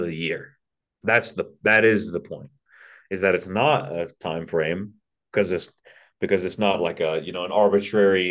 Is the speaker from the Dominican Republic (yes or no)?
no; United States; as an American